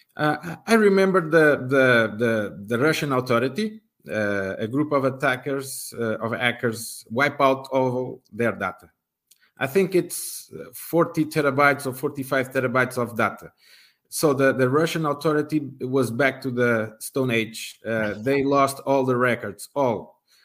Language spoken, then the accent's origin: English; Portugal; I'm from Portugal